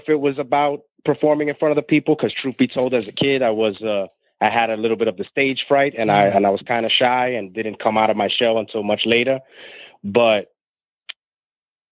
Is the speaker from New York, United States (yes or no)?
yes; New York City, New York, United States; I was born and raised in New York City on the other side of the tracks